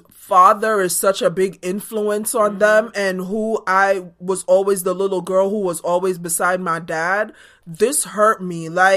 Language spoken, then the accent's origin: English; Jamaica; But growing up in Jamaica, where we only got to see the big matches